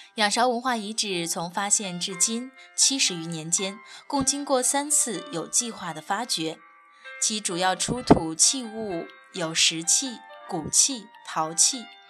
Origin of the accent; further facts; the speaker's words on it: Henan, China; 我的家乡在河南，我生活、工作的地方在郑州